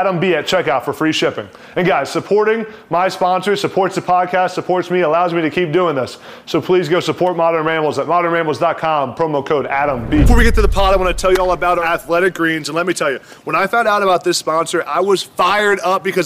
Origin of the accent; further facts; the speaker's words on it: East Coast, United States; I'm from the East Coast